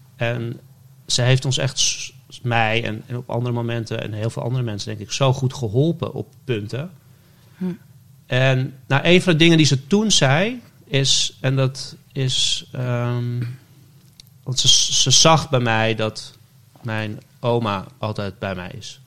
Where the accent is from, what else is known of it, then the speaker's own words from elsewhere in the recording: West-Friesland, North Holland, Netherlands; moved away; also born or lived in Amsterdam; ik ben in West-Friesland opgegroeid